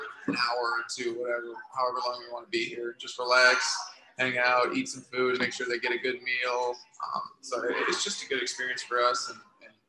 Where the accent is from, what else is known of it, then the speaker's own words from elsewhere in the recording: Des Moines, Iowa, United States; moved away as an adult; also born or lived in Michigan; I grew up in Iowa mostly